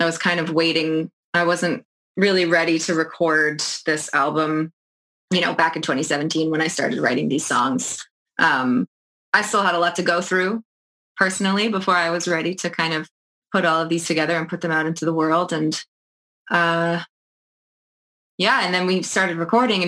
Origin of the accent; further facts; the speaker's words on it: New Brunswick, Canada; moved away as an adult; also born or lived in Toronto; now in Charlottetown, Canada; I'm from New Brunswick, and I did live in Toronto for about 10 years